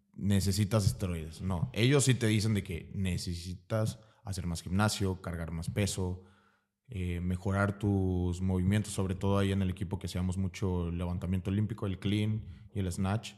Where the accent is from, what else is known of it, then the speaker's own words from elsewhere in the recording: Veracruz, Mexico; also born or lived in Tapachula / Campeche / Puebla; nací en Veracruz. Em, toda mi, bueno, casi toda mi vida he vivido en Veracruz.